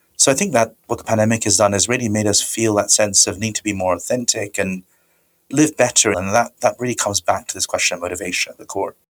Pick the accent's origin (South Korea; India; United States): India; moved away; I come from India originally